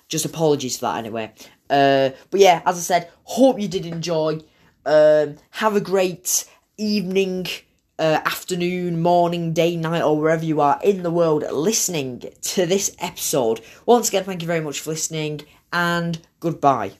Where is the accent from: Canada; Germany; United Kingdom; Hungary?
United Kingdom; England; now in Ireland; considering I live in Ireland, I started with Ireland, and then considering I'm from England